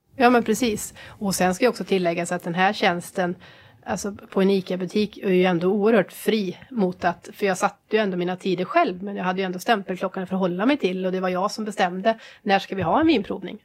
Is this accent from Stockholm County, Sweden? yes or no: no; Trollhättan, Västra Götaland, Sweden; då startade jag väl en glassbar då, hemma i Trollhättan